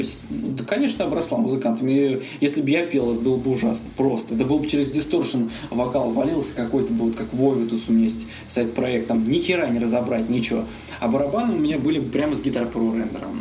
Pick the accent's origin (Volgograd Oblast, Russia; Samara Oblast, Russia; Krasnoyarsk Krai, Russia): Volgograd Oblast, Russia; Uryupinsk; moved away; Я родился в Волгоградской области, в городе Урюпинске. Мы там с моим приятелем, значит, когда учились в школе